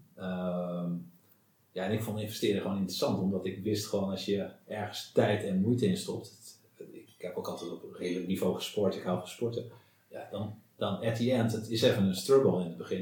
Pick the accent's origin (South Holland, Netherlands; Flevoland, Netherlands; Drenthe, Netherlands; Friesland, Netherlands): Friesland, Netherlands; ik ben, eh, opgegroeid in Friesland.